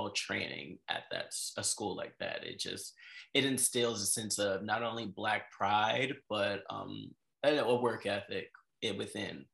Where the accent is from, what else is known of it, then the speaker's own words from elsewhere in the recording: Prince George's County, Maryland, United States; moved away as an adult; also born or lived in New York City; I am originally from Prince George's County by way of New York